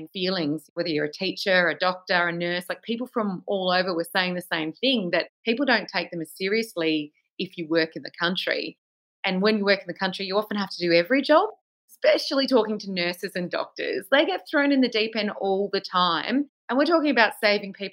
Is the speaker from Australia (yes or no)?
yes; Penrith, New South Wales, Australia; moved away as an adult; also born or lived in Melbourne; now in Koroit, Australia; I grew up in Penrith, which is part of Sydney